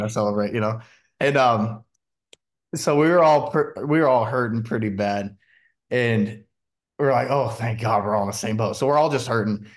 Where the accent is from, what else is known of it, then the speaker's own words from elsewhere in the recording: Washington, United States; moved away; where I'm from, we were right on the Columbia River, and then, um, we had the Calama River, running right up through, you know, my hometown